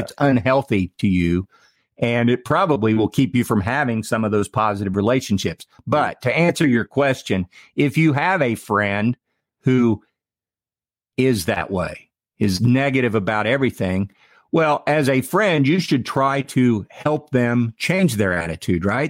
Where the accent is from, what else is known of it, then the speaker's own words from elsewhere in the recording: Ohio, United States; I'm from Ohio.